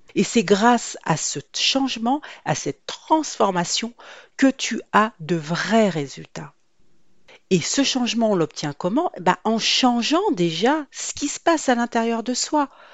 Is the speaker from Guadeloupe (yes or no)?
yes; Guadeloupe; je suis d'origine antillaise, je suis de la Guadeloupe